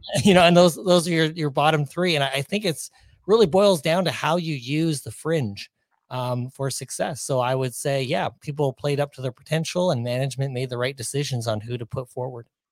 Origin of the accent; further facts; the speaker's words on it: Ontario, Canada; moved away as an adult; also born or lived in Pacific Northwest; now in Minnesota, United States; I was born and raised in Ontario